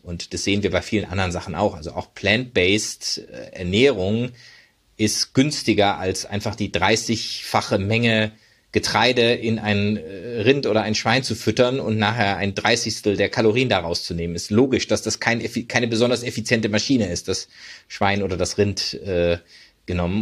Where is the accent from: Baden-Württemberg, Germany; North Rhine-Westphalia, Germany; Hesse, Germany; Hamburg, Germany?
Baden-Württemberg, Germany; Freiburg; moved away; also born or lived in United States; ich bin zum Beispiel in Freiburg groß geworden.